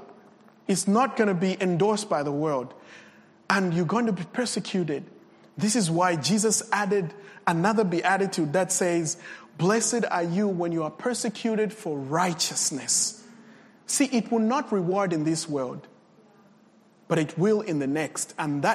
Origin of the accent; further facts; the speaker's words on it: Copperbelt Province, Zambia; English is a second language; I come from Zambia in the Copper Belt